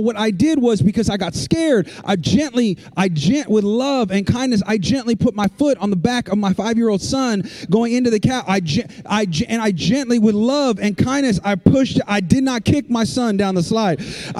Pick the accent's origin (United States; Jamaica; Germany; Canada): United States; California; and we've never seen anything like that, because I'm from California.